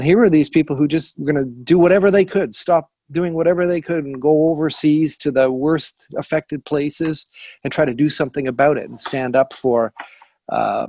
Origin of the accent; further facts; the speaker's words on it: Hamilton, Ontario, Canada; I'm from Hamilton originally, right? So I grew up with this amazing university, McMaster